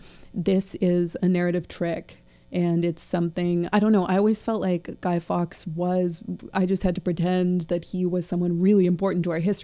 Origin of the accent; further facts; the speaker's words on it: United States; So as an American child